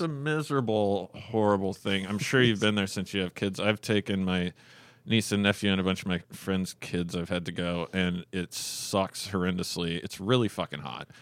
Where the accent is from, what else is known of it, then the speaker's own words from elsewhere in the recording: Fairbanks, Alaska, United States; also born or lived in North Pole, Alaska / Canada; the time I was born until I was seven or so, I grew up in North Pole, Alaska